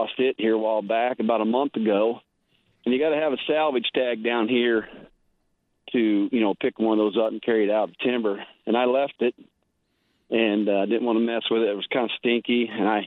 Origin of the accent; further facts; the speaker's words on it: Keosauqua, Iowa, United States; now in Fairfield, United States; I was born and raised in Kissauqua, which is the county south, Van Buren